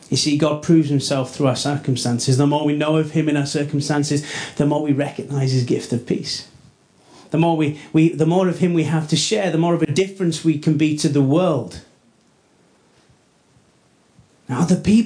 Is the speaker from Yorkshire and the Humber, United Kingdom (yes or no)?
yes; Rothwell, Yorkshire and the Humber, United Kingdom; also born or lived in Headingley / East End Park; I grew up in Rothwell, south of the river